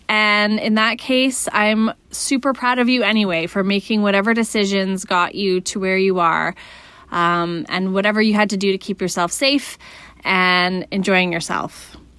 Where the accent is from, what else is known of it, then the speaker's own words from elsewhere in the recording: Canada; I'm Canadian